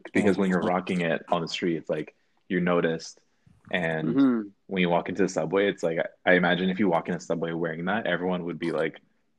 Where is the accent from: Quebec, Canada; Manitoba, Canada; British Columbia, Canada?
British Columbia, Canada; Vancouver; We're from Vancouver, Canada.